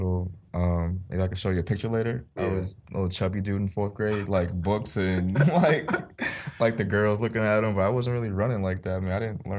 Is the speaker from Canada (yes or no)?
no; Boston, Massachusetts, United States; also born or lived in Amherst, Massachusetts; Born and raised in Dorchester. Like I said before, high school, I went to Roxbury Latin. It's a prep school here. It's nice. All boys.